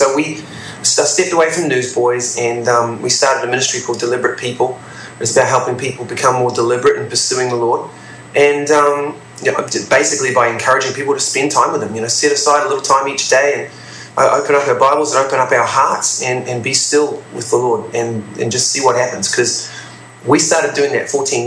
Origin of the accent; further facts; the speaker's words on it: New Zealand; I'm from New Zealand